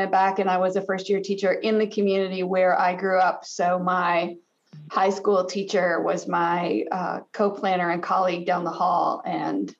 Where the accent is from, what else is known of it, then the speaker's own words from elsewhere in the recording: Addison, Michigan, United States; now in Starkville, Mississippi, United States; I'm a proud graduate of Addison High School in Addison, Michigan, a little community with 89 in my graduating class